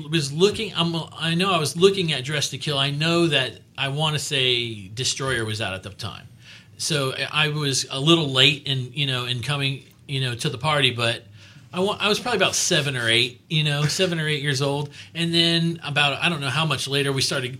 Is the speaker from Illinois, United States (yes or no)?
no; Miami, Florida, United States; moved away; I'm from Miami original, originally